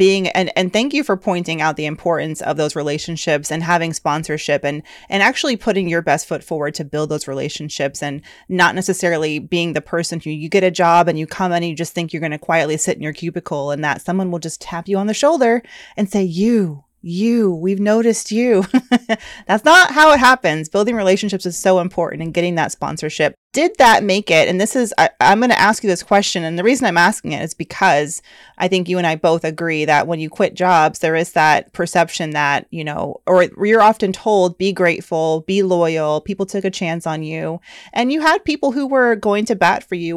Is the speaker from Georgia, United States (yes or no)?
yes; Georgia, United States; moved away as an adult; also born or lived in Manhattan; now in New York, United States; I'm from Georgia and I had a Georgia mentality about salary